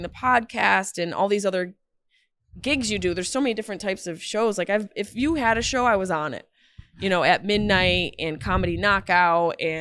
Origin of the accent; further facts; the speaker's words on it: Syracuse, New York, United States; moved away as an adult; now in Los Angeles, United States; I grew up in Syracuse. I left when I was 18